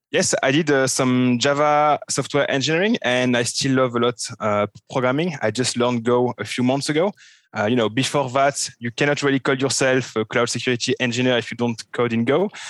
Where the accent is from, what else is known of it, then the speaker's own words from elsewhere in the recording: France; accent: French; English is a second language; now in Switzerland; I'm a French guy, which you can figure out from my terrible French accent. Um, I'm living in Switzerland.